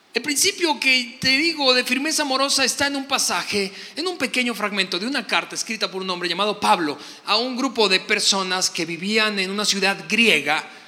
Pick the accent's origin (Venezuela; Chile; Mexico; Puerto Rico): Venezuela; soy venezolano